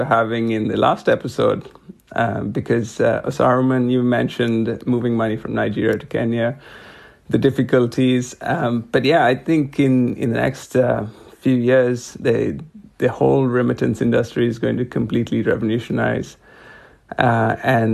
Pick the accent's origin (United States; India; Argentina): India; moved away as an adult; also born or lived in Trinidad and Tobago; now in London, United Kingdom; I grew up in India